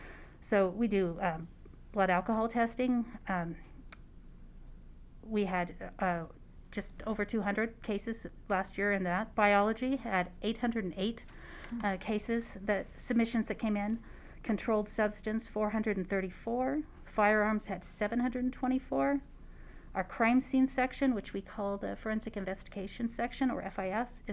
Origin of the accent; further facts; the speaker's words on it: California, United States; moved away as an adult; also born or lived in Lancaster, New Hampshire; now in Nevada, United States; I was actually born in a small town in northern New Hampshire called Lancaster. And from there, I moved to California when I was in second grade